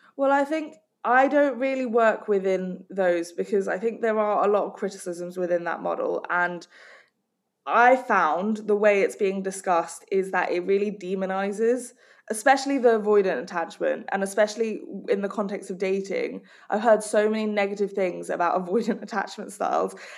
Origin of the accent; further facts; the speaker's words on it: Hong Kong; I grew up in Hong Kong